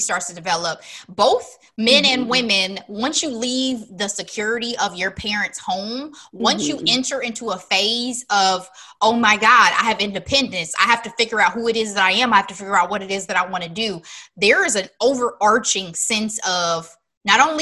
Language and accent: English; United States; I'm an American